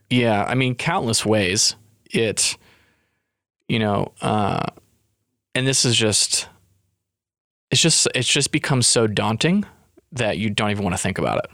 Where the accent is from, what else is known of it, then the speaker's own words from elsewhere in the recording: Tooele, Utah, United States; moved away as an adult; it was my first time living outside of my hometown